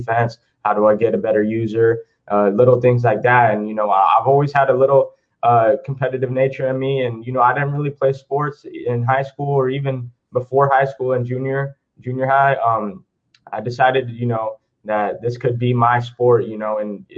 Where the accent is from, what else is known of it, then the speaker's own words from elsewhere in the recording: Modesto, California, United States; now in Yuba City, United States; I was born in Modesto, California, but I stay out here near Yuba City, California. It's near Sacramento